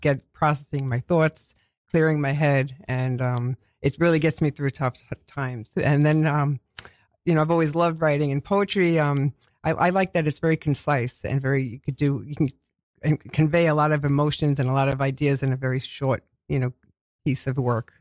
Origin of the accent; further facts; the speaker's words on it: New York City, New York, United States; accent: Queens; I grew up in, um, in Queens all my life, and I've been told I have a Queens accent